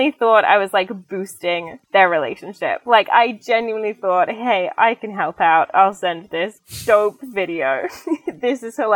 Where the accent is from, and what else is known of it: Didcot, South East England, United Kingdom; moved away; also born or lived in London